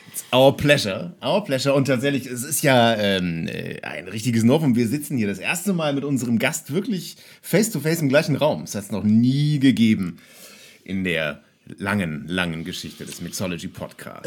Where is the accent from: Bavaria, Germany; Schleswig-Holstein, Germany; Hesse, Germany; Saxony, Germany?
Schleswig-Holstein, Germany; Kiel; zweite Bar in meiner Heimatstadt Kiel, in der ich gearbeitet habe